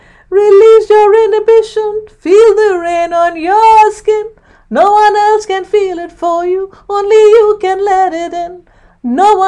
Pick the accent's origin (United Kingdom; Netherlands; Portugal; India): India; now in Livingston, United States; I come from India